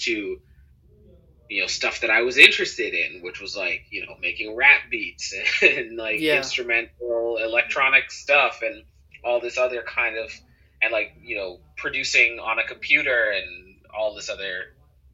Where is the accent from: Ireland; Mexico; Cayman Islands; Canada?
Cayman Islands; growing up in the Cayman Islands